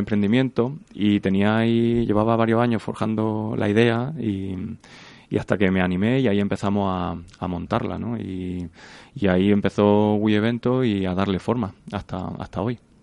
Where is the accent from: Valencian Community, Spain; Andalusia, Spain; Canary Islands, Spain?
Andalusia, Spain; Granada; moved away as an adult; now in Madrid, Spain; terminé la carrera, me vine para Madrid, yo soy de Granada